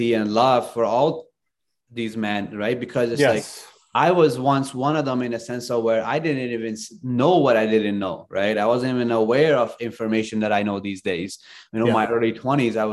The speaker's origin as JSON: {"language": "English", "country": "Afghanistan", "tie": "born or raised there", "moved": "yes", "said": "I grew up in Afghanistan"}